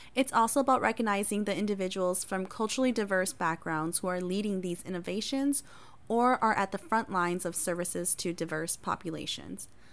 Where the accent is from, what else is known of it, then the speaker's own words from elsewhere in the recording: Appleton, Wisconsin, United States; first language Hmong; English is a second language; also born or lived in Thailand; I was born in a refugee camp in Thailand. My family and I moved to the United States and resettled in Appleton, Wisconsin, and I've called it home since then